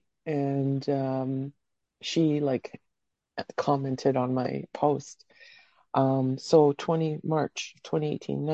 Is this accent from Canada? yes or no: yes; Canada; also born or lived in Croatia; I was born in Croatia, but I came to Canada when I was six